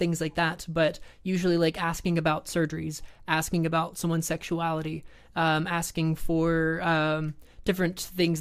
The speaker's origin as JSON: {"language": "English", "region": "the South", "country": "United States", "tie": "born or raised there", "said": "I grew up in the South"}